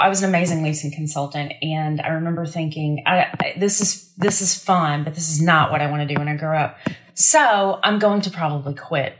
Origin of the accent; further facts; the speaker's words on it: North Georgia, United States; moved away as an adult; also born or lived in Durham, North Carolina; I was raised in North Georgia. So I'd spent, 21, 22 years in Georgia